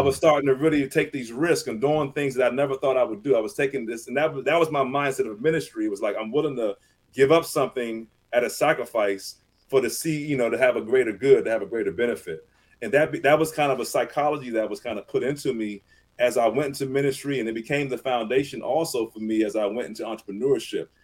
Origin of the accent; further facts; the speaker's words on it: Southern Maryland, United States; I grew up in Southern Maryland, uh, which mm-hmm. is about 45 minutes to an hour outside of Washington D.C um, kind of a country town.